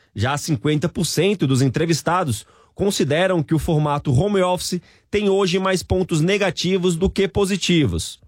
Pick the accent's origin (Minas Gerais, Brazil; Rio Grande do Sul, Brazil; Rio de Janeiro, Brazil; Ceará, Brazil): Ceará, Brazil; now in São Paulo, Brazil; Eu que sou cearense